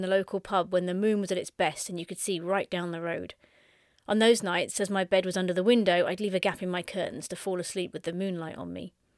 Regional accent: Suffolk, East of England, United Kingdom; I spent my latter teen years growing up in Suffolk, which is the big bump on the lower right side of the U K.

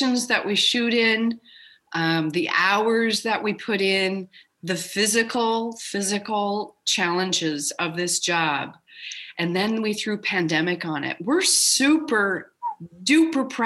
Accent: Minneapolis, Minnesota, United States; moved away; I'm from Minneapolis

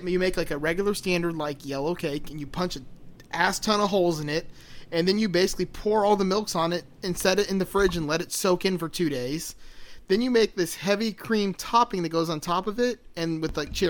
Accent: Miami, Florida, United States; me growing up in Miami

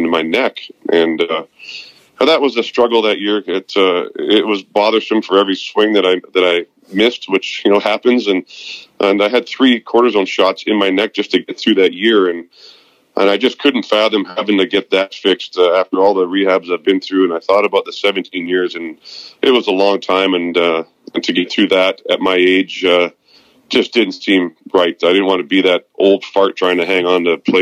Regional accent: Vancouver, British Columbia, Canada; moved away as an adult; now in West Palm Beach, United States; I'm leaving to go back home where I was born and raised in Vancouver, British Columbia

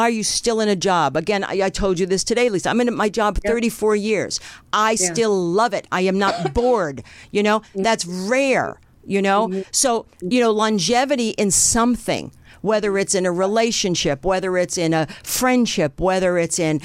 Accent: New Jersey, United States; now in California, United States; I grew up in New Jersey

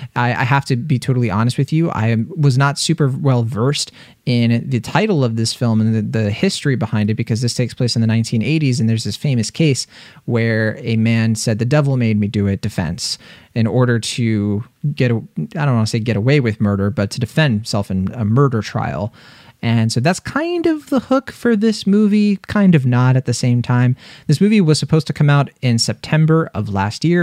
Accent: East Coast, United States; I'm from the East Coast

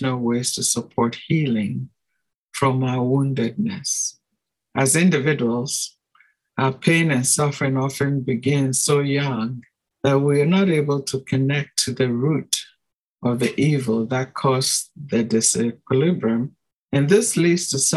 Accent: Ghana; I come from Ghana

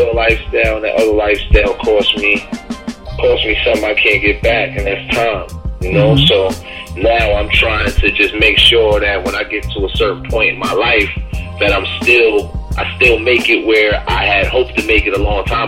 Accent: Albany, New York, United States; now in Brooklyn, United States; I was born in Albany, New York, which is upstate

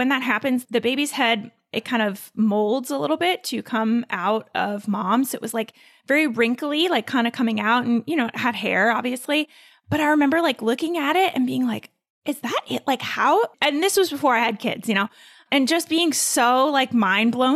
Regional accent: North Carolina, United States; also born or lived in Mount Holly, New Jersey; I moved down to North Carolina when I was like 3 or 4, I think. So I pretty much say I'm from North Carolina because I went to kindergarten here.

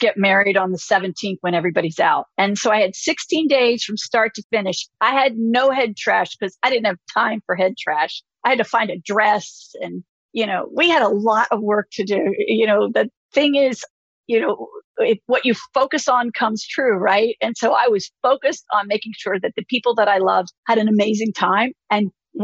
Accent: Philadelphia, Pennsylvania, United States; moved away; I'm originally from Philly.

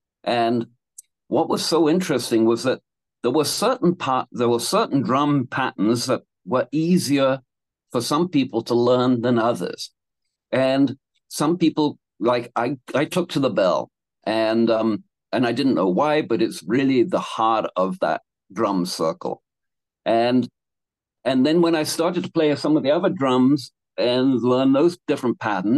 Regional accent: Canada; when I grew up or in Canada.

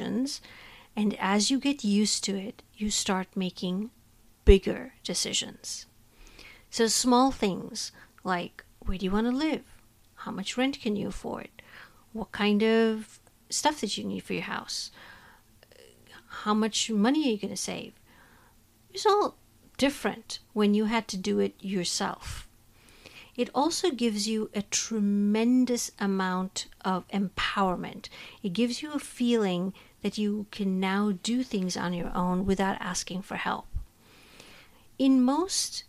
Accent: India; moved away as an adult; now in United States; I was born and raised in India and now have lived in the United States longer than I was in my home country.

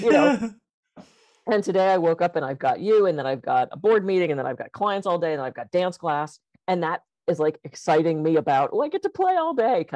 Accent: Pittsburgh, Pennsylvania, United States; now in Santa Barbara, United States; I grew up on the East Coast, it was cold for a lot. You know, I mean, I was in Pittsburgh

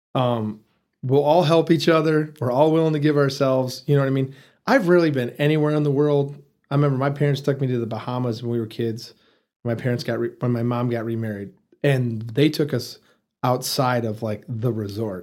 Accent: Detroit, Michigan, United States; moved away as an adult; also born or lived in Muncie, Indiana; now in Amarillo, United States; Born and raised there.

